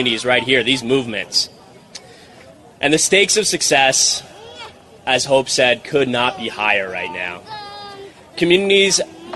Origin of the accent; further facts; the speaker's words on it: Kailua, Hawaii, United States; my home community that I grew up in, my hometown of Kailua on the island of Oahu in Hawaii